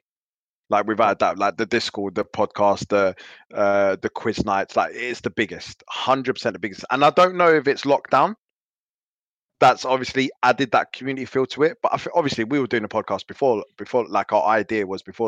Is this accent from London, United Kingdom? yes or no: yes; London, United Kingdom; I grew up in East London in block of flats, like proper run down.